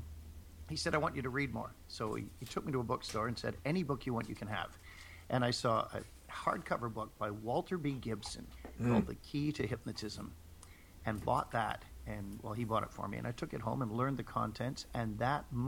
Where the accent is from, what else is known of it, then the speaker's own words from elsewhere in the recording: Toronto, Ontario, Canada; also born or lived in England; When I was growing up in Toronto, having emigrated from England with my family